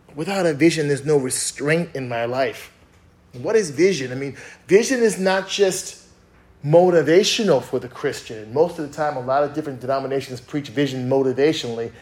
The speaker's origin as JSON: {"language": "English", "region": "East Coast", "country": "United States", "said": "I'm from the East Coast"}